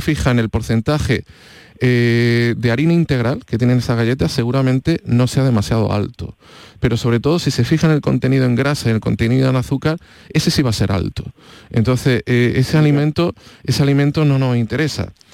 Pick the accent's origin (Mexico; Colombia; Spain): Spain; Andalusia; al final somos andaluces